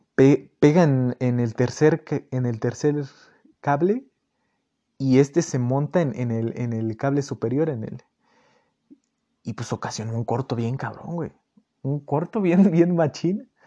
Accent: Miraflores, State of Mexico, Mexico; aquí en, Miraflores, aquí donde, de donde yo soy, Miraflores está Estado de México

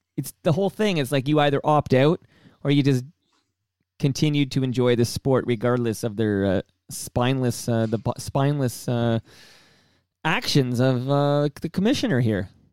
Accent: Canada; as a Canadian

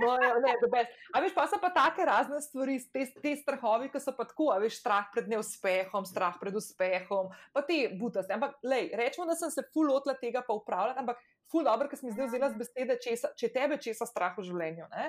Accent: Slovenia; also born or lived in London; sem se preselila iz Slovenije, sicer za pol leta v London

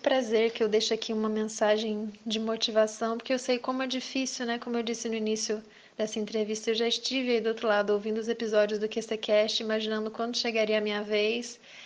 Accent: Visconde de Mauá, Rio de Janeiro, Brazil; eu sou de Visconde de Mauá, né, minha família é de lá

